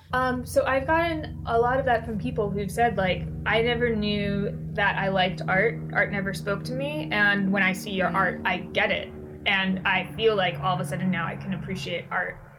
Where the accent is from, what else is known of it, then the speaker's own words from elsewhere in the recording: Washington, District of Columbia, United States; I grew up in the Washington, right. D.C. area